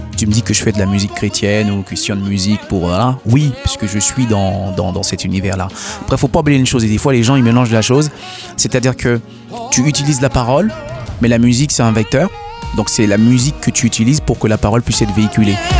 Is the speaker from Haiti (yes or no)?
yes; Haiti; first language Haitian Creole; chez nous en Haïti